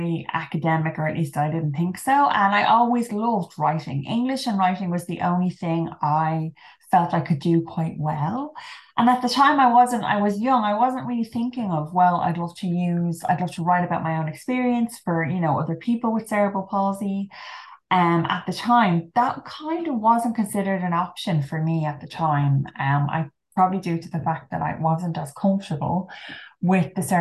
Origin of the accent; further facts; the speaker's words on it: Ireland; now in London, United Kingdom; I'm Irish, but I'm currently based in London at the moment